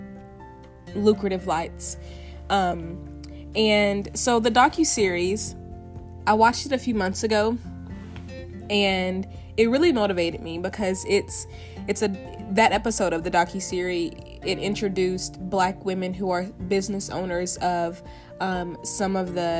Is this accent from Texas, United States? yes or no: no; Tennessee, United States; moved away; I'm from Tennessee, born and raised on my family farm